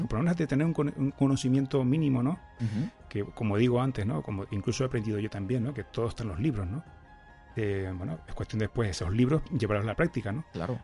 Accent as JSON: {"language": "Spanish", "area": "Tenerife", "region": "Canary Islands", "country": "Spain", "accent": "canario", "said": "yo estoy aquí en Tenerife, si no, se me notará un poquito en el acento, ¿no? En el canario"}